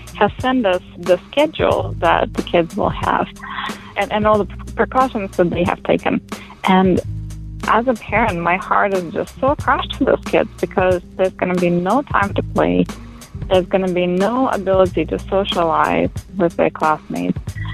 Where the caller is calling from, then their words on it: La Mirada, California, United States; I'm calling from La Mirada, California